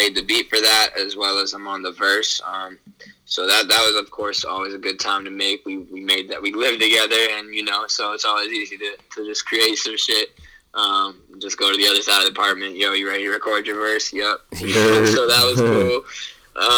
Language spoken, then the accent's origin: English; Portland, Maine, United States; moved away as an adult; now in New York, United States; I love Maine, and I'll always represent it as my hometown